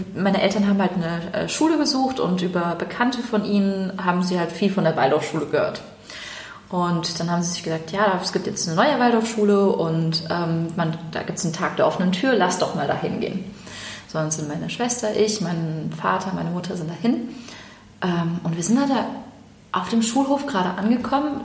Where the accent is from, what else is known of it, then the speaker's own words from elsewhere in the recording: Germany; bin ja in Deutschland geboren und ähm, als ich dann in die Grundschule kam